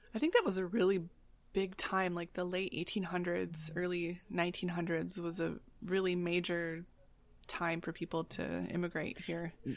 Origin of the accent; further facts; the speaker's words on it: Grand Rapids, Michigan, United States; I have friends in my hometown in Grand Rapids